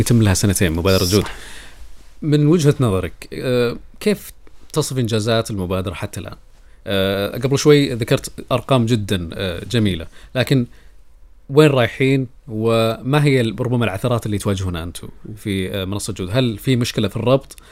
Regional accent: Saudi Arabia; عندنا في السعوديه

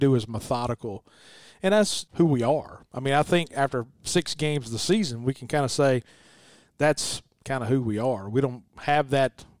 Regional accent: Louisville, Mississippi, United States; I'm from Louisville

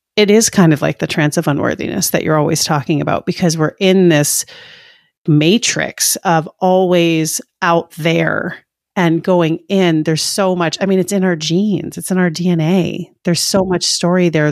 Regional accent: Maine, United States; I grew up in Maine

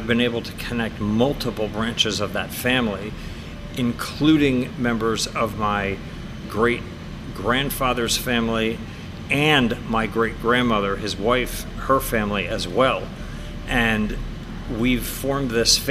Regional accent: West Chester, Pennsylvania, United States; now in Denver, United States; my hometown of Westchester, Pennsylvania

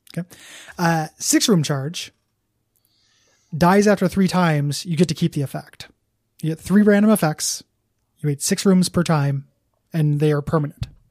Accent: Illinois, United States; I remember there was, like, a youth center that I used to go to in my hometown

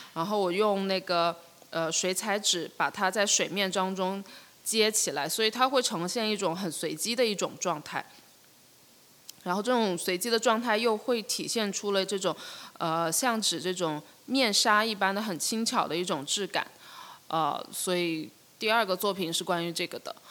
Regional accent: Shenzhen, Guangdong, China; 我是，就是九一年，我，我是在深圳出生，然后我除了念，念书之外，绝大部分时间都一直在深圳

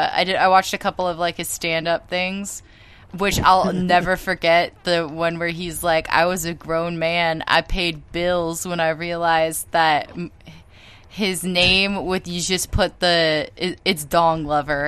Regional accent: California, United States; because I'm from Cali

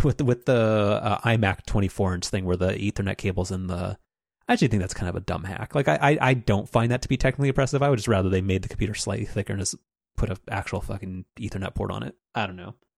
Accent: United States; I'm an American consumer

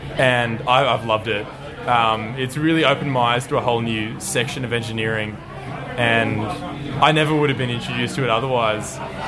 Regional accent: New South Wales, Australia; Okay, so I grew up down near Barrie, and. God, that's a... Everyone went to Wollongong, honestly.

